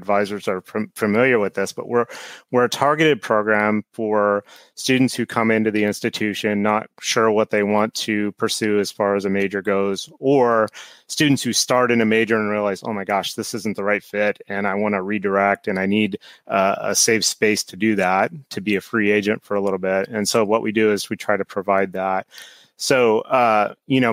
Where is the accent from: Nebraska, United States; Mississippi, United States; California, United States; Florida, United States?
Nebraska, United States; moved away; I grew up in Nebraska and went to a small state school there